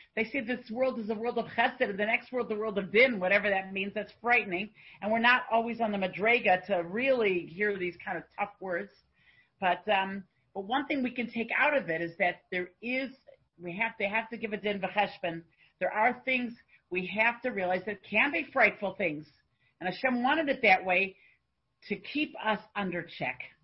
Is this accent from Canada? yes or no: yes; Canada; I'm a Canadian